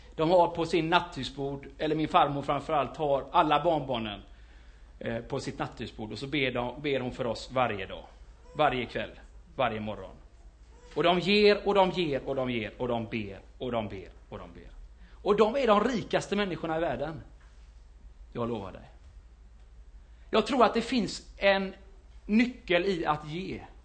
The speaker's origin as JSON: {"language": "Swedish", "town": "Gothenburg", "region": "Västra Götaland", "country": "Sweden", "tie": "born or raised there", "said": "i Fiskebäck, där jag är ifrån, kan man säga, växte upp den största delen där."}